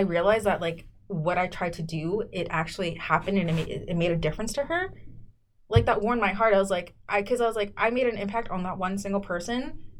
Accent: South San Francisco, California, United States; also born or lived in Mexico / Jalisco; I grew up in South City, South San Francisco.

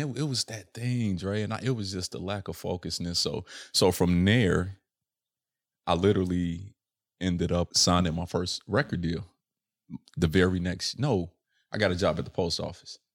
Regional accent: Chicago, Illinois, United States; born or raised there

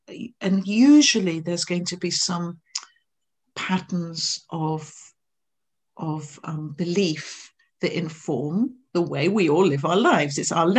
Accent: England, United Kingdom; now in Scotland; I live in Scotland, so even though I'm English, the och comes out there.

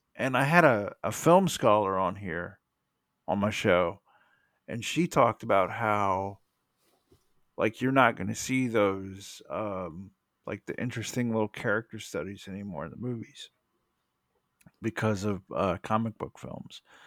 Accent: United States; as an American

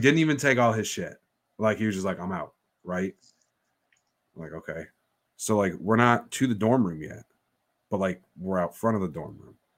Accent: New York, United States; we're from New York

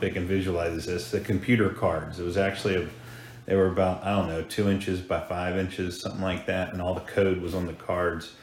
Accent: Hampton, Virginia, United States; also born or lived in Colorado; Grew up in Hampton, Virginia, nestled on the Chesapeake Bay

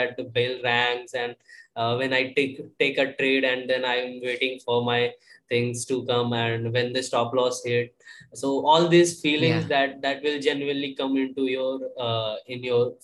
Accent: Asansol, West Bengal, India; also born or lived in Pune; it's almost 2 years for me being here in my hometown

